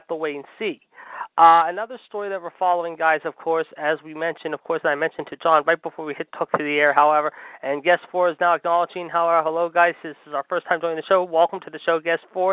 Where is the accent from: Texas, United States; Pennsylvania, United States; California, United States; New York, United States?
Pennsylvania, United States; Pittsburgh; my hometown of Pittsburgh